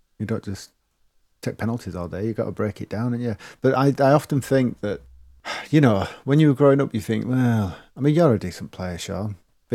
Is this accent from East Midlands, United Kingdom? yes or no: yes; East Midlands, United Kingdom; Growing up in the East Midlands, I remember seeing those unusual Ed High cabs.